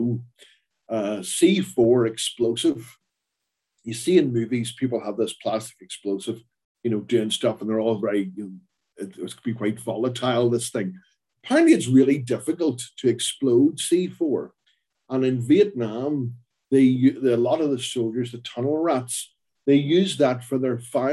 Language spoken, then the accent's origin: English; Belfast, Northern Ireland, United Kingdom; I grew up in a working class family in Belfast